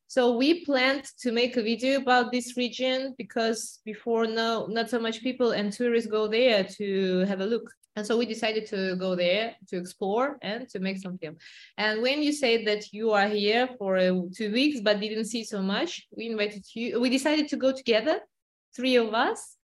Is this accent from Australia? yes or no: no; Kazakhstan; now in Cyprus; I am originally also from Kazakhstan.